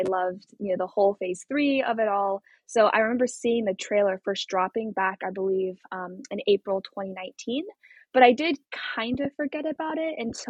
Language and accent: English; Portland, Oregon, United States; also born or lived in China; I'm from Portland, Oregon